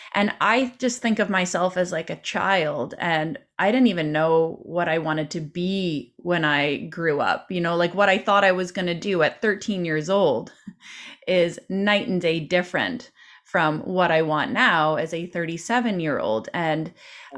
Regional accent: Canada; as a Canadian

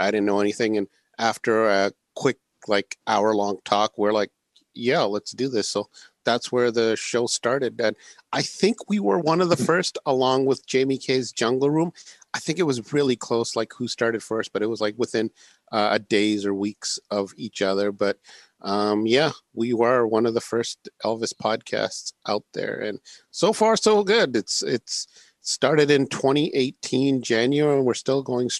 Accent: Canada; I was the only one born in Canada. I'm a Canadian, by the way, if anyone didn't know, or they could detect it from my voice

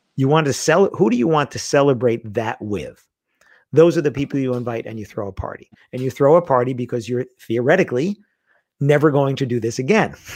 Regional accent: New York City, New York, United States; I grew up in Queens, in New York

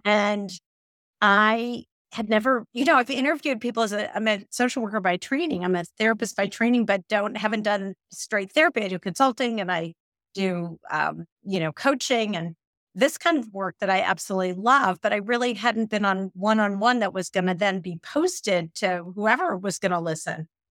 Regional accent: Midwest, United States; I'm a Midwesterner

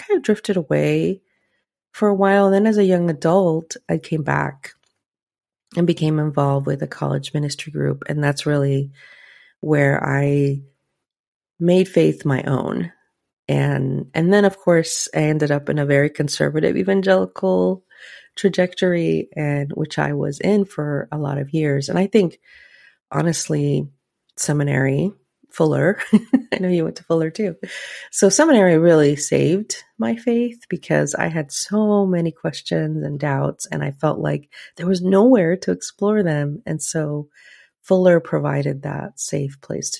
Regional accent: Guatemala; I grew up in the Catholic Church, like a lot of Guatemalan little girls

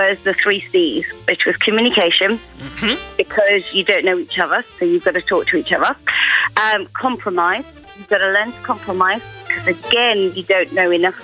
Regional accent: Bedford, East of England, United Kingdom; I'm 45 and I'm from Bedford

